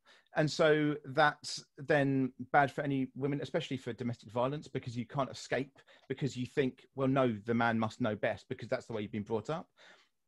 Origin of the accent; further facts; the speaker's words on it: United Kingdom; I'm British